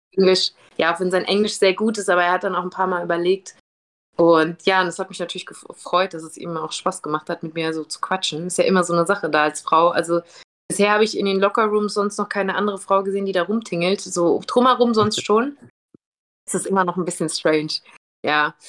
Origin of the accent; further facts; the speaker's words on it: Germany; wo ich her bin, und ich sag, "Ja, von Germany."